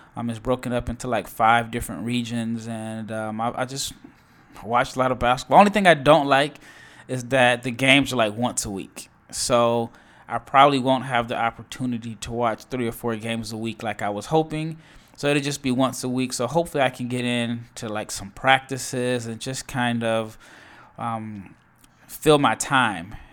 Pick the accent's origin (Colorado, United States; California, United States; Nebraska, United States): Nebraska, United States; I am from Nebraska